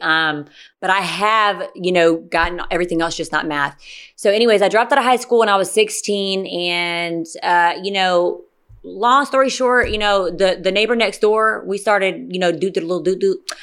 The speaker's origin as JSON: {"language": "English", "area": "Gwinnett County", "region": "Georgia", "country": "United States", "tie": "born or raised there", "also_born_or_lived": "Stockbridge, Georgia", "said": "I grew up in Gwinnett County until forever"}